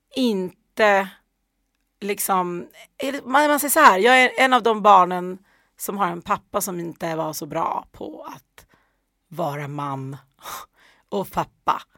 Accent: Ockelbo, Gävleborg County, Sweden; hamnade sen i Ockelbo där jag växte upp

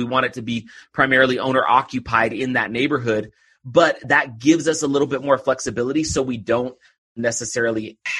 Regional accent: Oakland, California, United States; now in Utah, United States; I grew up just outside of Oakland

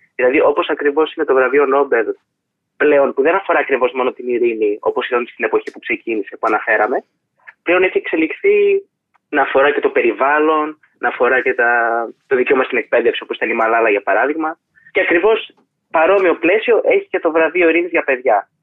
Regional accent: Thessaloniki, Central Macedonia, Greece; Είμαι από τη Θεσσαλονίκη

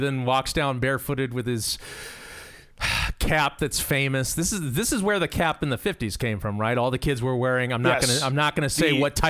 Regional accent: Arizona, United States; So I'm from Arizona, folks.

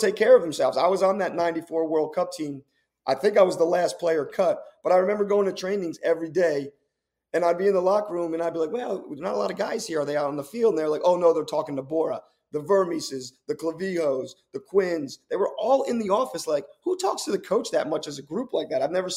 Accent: United States; as an American

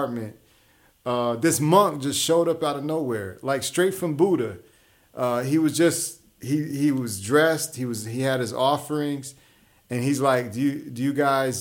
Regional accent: Huntsville, Alabama, United States; moved away as an adult; also born or lived in New York City; my hometown of Huntsville, Alabama

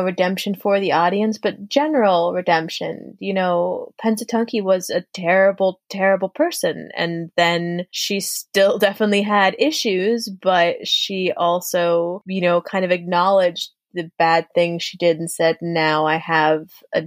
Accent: Connecticut, United States; moved away as an adult; now in New York, United States; I'm from Connecticut

